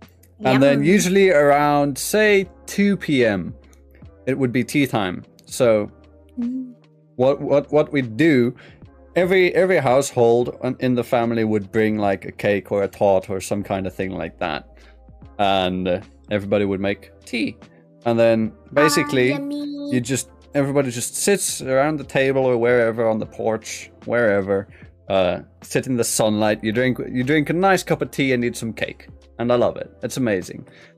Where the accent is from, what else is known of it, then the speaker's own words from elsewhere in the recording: Western Cape, South Africa; me being a South African